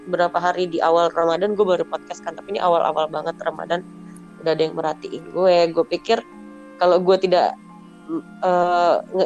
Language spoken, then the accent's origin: Indonesian; Bali, Indonesia; karena gue orang Bali